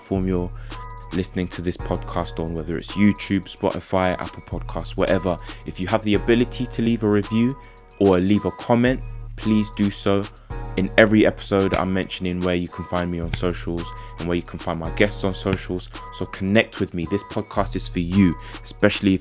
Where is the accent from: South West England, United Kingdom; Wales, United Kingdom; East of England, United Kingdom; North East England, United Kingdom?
East of England, United Kingdom; Essex; also born or lived in South London / Ghana (ancestry); now in Derby, United Kingdom; Born in South London, grew up in Essex, and now we're living in Derby.